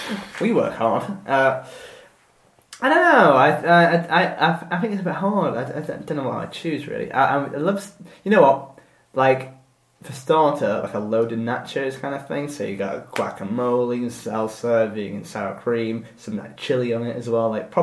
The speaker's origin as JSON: {"language": "English", "country": "United Kingdom", "said": "we're so British."}